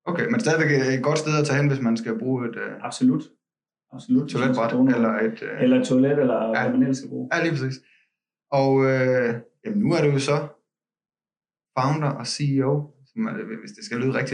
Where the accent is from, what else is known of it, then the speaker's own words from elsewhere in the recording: western Denmark, Denmark; der hvor jeg kommer fra, godt ude på landet, ude vestpå